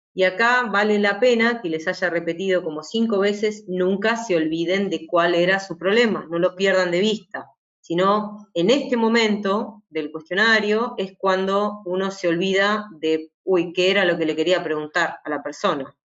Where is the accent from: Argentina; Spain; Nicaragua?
Argentina; yo soy de Argentina